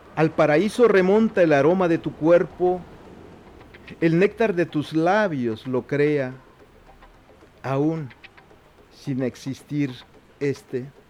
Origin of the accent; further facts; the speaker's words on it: Juchitán, Oaxaca, Mexico; first language Zapotec; Spanish is a second language; el Istmo de Tehuantepec, que es de donde yo soy originario